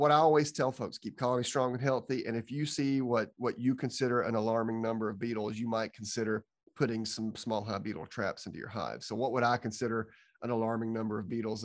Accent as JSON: {"language": "English", "region": "Georgia", "country": "United States", "said": "I'm from Georgia"}